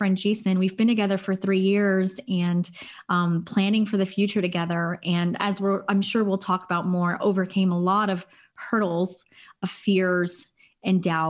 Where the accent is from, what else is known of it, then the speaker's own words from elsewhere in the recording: Los Angeles, California, United States; So I am from Los Angeles, California. I'm a Los Angeles native